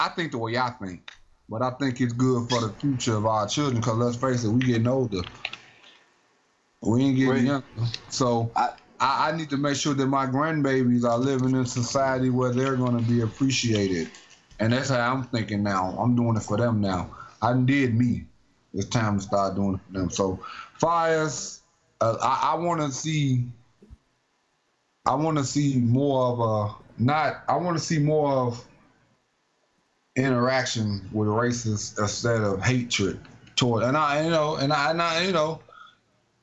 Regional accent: United States; I am an American.

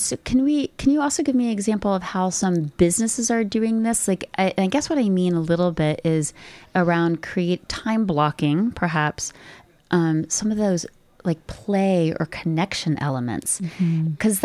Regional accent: United States; now in Canada; being American

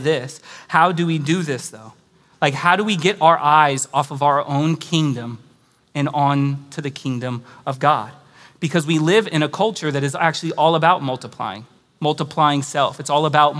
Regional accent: California, United States; moved away as an adult; now in Austin, United States; I moved here from California

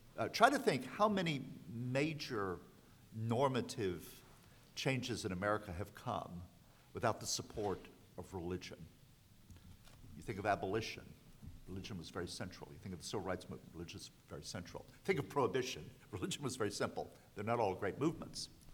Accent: the South, United States; I grew up in the South

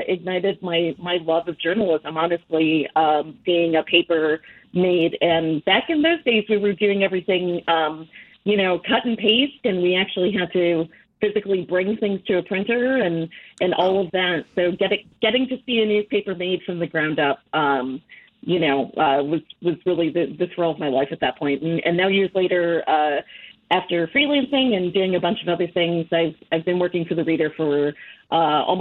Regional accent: Chicago, Illinois, United States; also born or lived in Philadelphia; I'm born and raised in Chicago

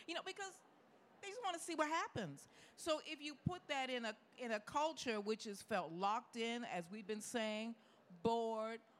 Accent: Chicago, Illinois, United States; moved away; also born or lived in New York; I grew up in Chicago, I lived in New York

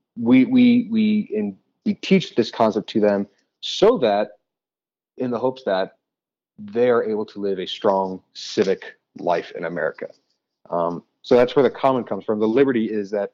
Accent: Colorado, United States; came back to Colorado. I grew up in Colorado.

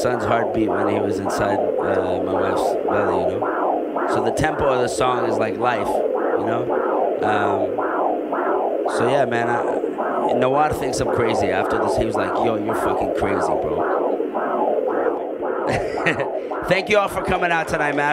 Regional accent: Canada; now in Al Ain, United Arab Emirates; I grew up in Canada

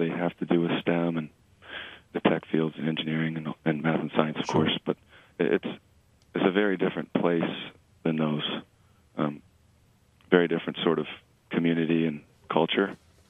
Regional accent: New England, United States; now in California, United States; obviously I know those schools well because I came from the Northeast in New England.

